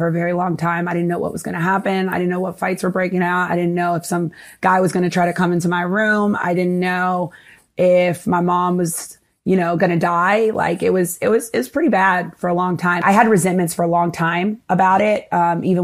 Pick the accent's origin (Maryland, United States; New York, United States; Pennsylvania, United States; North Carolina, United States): North Carolina, United States; moved away as an adult; also born or lived in Asheville, North Carolina / Washington, D.C.; now in Miami, United States; I grew up kind of like dealing with a little bit of racism living in North Carolina